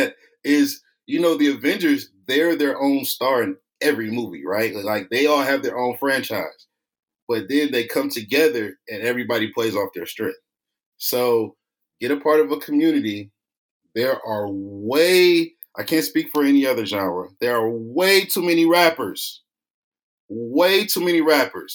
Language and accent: English; East Cleveland, Ohio, United States; I'm originally from East Cleveland, Ohio. Might be the poorest city in the country, 7th.